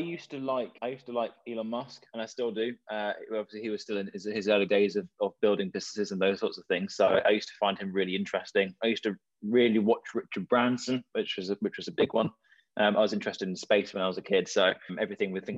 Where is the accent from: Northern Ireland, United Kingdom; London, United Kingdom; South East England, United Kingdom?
South East England, United Kingdom; Kent; also born or lived in Surrey; I was born in Surrey, and then I moved into Kent when I was maybe